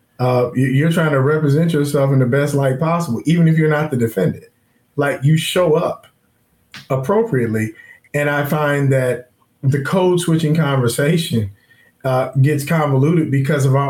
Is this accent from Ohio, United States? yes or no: yes; Forest Park, Ohio, United States; I'm from Forest Park